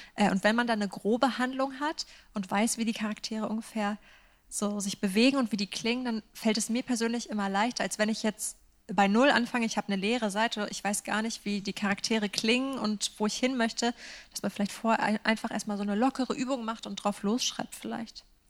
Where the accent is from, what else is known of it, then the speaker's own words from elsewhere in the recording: Northern Germany, Germany; also born or lived in Edinburgh, Scotland; ich mich als Norddeutsche